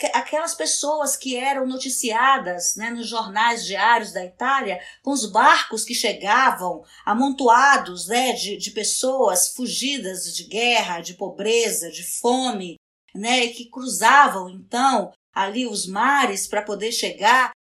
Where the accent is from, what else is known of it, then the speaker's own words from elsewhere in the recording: Amapá, Brazil; eu nasci na Amazônia. Né? Eu acho assim que nascer na Amazônia, viver na Amazônia, é, num estado como o Amapá